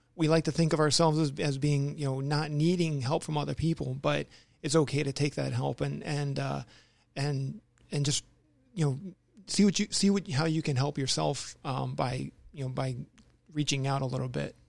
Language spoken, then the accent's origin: English; Maryland, United States; moved away; I grew up in the Maryland area